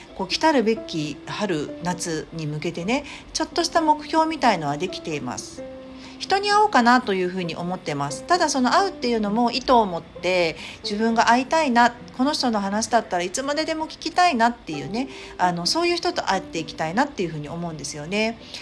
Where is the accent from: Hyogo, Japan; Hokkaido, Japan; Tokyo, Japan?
Tokyo, Japan; moved away as an adult; 私の実家、 東京の実家